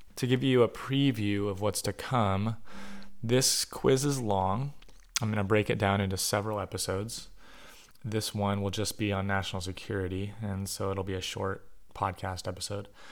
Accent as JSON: {"language": "English", "country": "United States", "said": "as an American"}